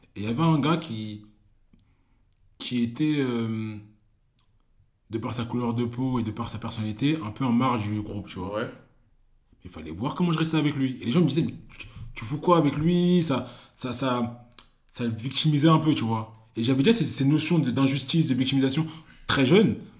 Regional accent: Cameroon; je suis Camerounais

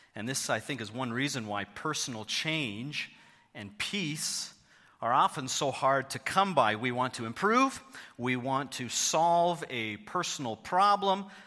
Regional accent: Thornhill, Ontario, Canada; moved away as an adult; also born or lived in Hamilton, Canada; now in London, Canada; I grew up in Thornhill, just down Highway seven from you

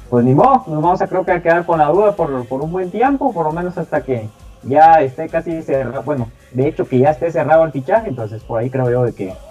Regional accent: Guatemala; todos somos curiosos, los guatemaltecos.

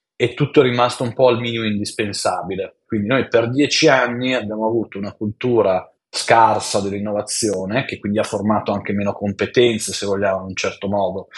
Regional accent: Biella, Piedmont, Italy; also born or lived in Turin; sono nato a Biella, all'inizio il mio futuro era finire in un'azienda del tessile, cioè la massima aspirazione per mia mamma era speriamo che tu finisca in una bella azienda del tessile. Poi sono andato all'Università a Torino

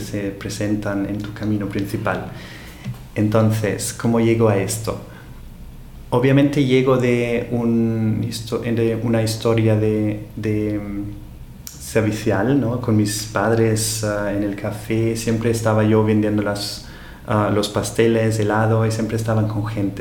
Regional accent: Austria; Spanish is a second language; moved away as an adult; now in Barcelona, Spain; en Austria, de donde soy

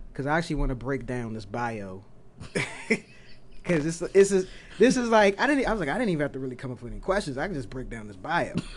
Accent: Oxon Hill, Maryland, United States; I grew up in Oxon Hill

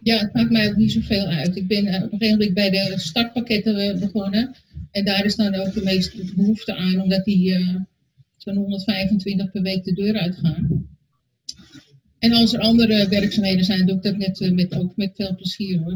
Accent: Alkmaar, North Holland, Netherlands; Ik kom uit Alkmaar

